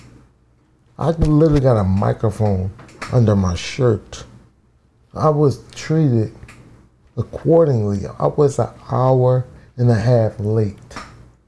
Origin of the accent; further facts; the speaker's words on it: Philadelphia, Pennsylvania, United States; I'm from Southwest